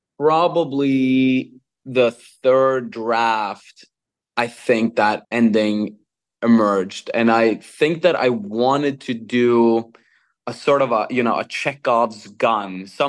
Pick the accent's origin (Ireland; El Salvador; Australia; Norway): Norway; English is a second language; Well, I'm born and raised in Norway, that has which is a welfare state.